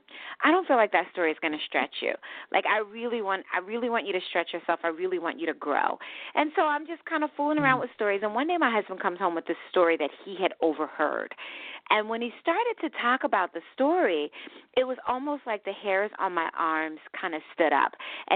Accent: Philadelphia, Pennsylvania, United States; also born or lived in New Jersey / New York; I think my spirit is Southern, even though, like I said, I grew up in Philadelphia and Jersey and New York.

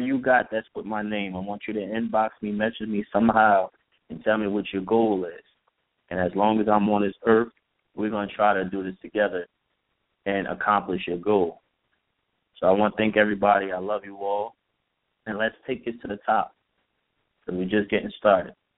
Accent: Elizabeth, New Jersey, United States; I'm from Hard Rocks, North Elizabeth, New Jersey.

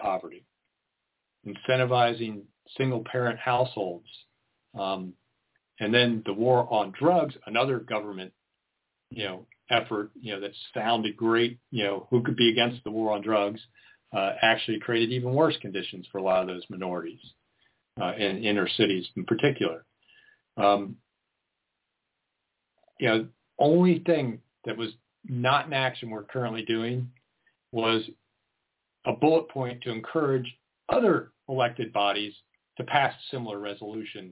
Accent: United States; now in Lane County, Oregon, United States; I grew up outside of Washington, D.C.

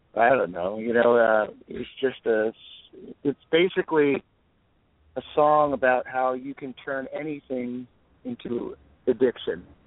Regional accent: New Jersey, United States; moved away as an adult; also born or lived in Boston / New York; now in Los Angeles, United States; I grew up in New Jersey

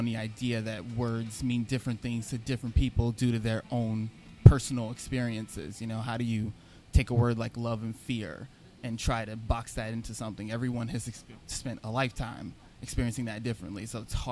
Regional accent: New York City, New York, United States; also born or lived in Kew Gardens Hills, Queens; I come from Richmond Hill and Flushing. That's where I was born and raised. I'm over in Kew Garden Hills now

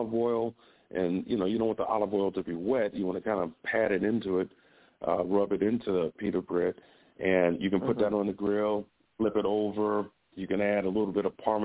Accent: Chicago, Illinois, United States; the neighborhood I grew up in Chicago was around it was a Greek influence

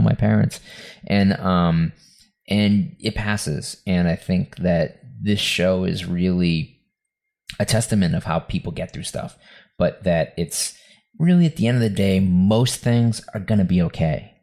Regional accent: Lynn, Massachusetts, United States; this house that we that I grew up in in West on Western Ave in Lynn, Mass

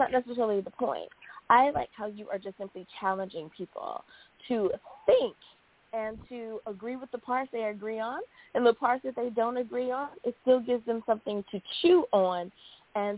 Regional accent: United States; the U.S. of A., my home country

